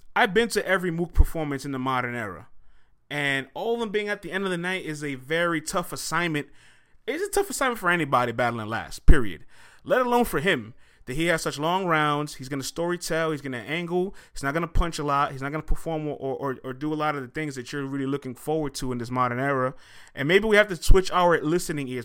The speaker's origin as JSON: {"language": "English", "region": "New York", "country": "United States", "said": "I'm from New York"}